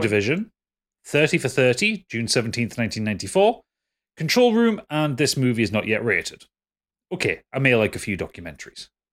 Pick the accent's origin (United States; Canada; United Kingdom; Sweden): United Kingdom; Newcastle upon Tyne, North East England; I'm, I'm a Geordie